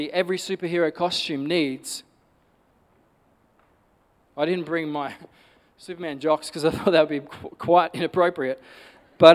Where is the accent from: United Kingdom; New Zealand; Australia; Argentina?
Australia; Perth, Western Australia; I grew up in Nollamara